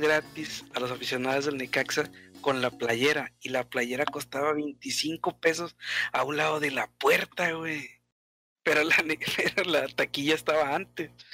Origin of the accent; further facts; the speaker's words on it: Monterrey, Nuevo León, Mexico; nosotros somos de Monterrey estamos acostumbrados a boletos de 150 pesos para arriba